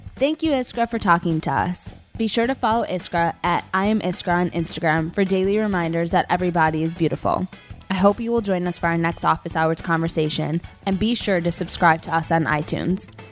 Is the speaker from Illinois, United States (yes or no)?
yes; Chicago, Illinois, United States; now in New York, United States; I'm not from New York, I'm from Chicago